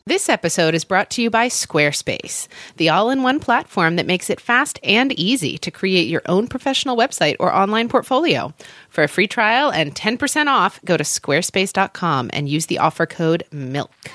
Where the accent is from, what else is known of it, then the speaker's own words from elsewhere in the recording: Oklahoma, United States; I grew up in Oklahoma, so lots of thunderstorms, lots of tornadoes